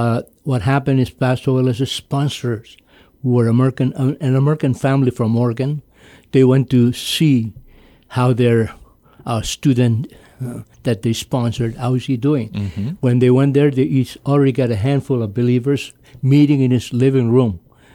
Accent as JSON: {"language": "English", "region": "Pohnpei", "country": "Micronesia", "tie": "born or raised there", "said": "Yes, I was... I've never been away from Pompeii"}